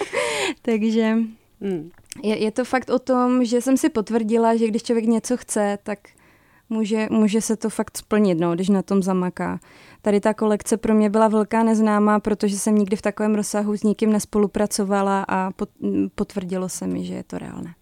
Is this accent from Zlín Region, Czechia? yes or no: yes; Zlín, Zlín Region, Czechia; moved away as an adult; now in Prague, Czech Republic; pocházím ze Zlína, že jsem mohla být ty tři roky blíž rodině